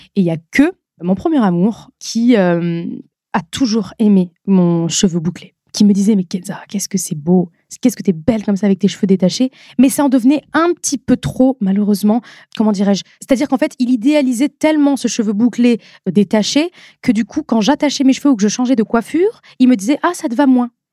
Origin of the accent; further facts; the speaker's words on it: Nord-Pas-de-Calais, Hauts-de-France, France; also born or lived in Lens; now in Paris region, France; À la base, j'ai grandi, je suis née à Lens. Et ensuite, après mes deux ans, on est parti vivre à Hambourg. Et euh, c'est vraiment dans le Nord-Pas-de-Calais